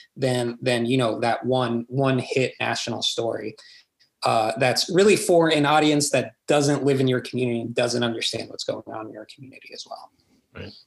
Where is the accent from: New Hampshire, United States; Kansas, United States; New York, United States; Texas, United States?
Texas, United States; Corpus Christi; now in San Antonio, United States; my hometown is Corpus Christi